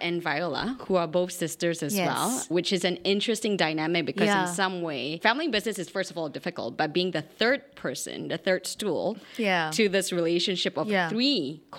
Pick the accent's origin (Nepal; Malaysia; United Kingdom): Malaysia; coming from a low middle income family in Singapore, right? I mean, and you know, I was born in Malaysia, so we understand the Asian cultural context